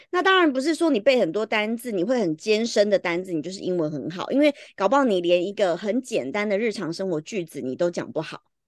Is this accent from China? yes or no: no; Taiwan; 就像我们台湾人啊